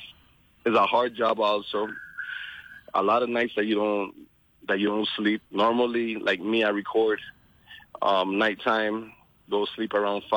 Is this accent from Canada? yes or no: no; St. Croix, U.S. Virgin Islands; moved away; also born or lived in Dominican Republic; I grew up in St. Croix.